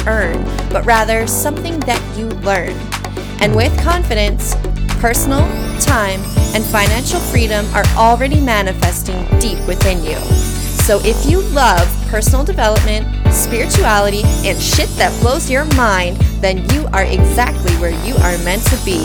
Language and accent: English; Canada; I'm from Canada